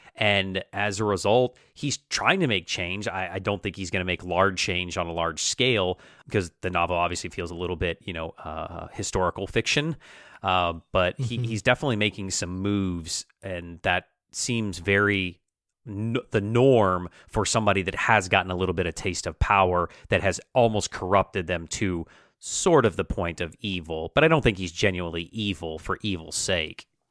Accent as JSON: {"language": "English", "country": "United States", "said": "How do we identify as American, our our national identity"}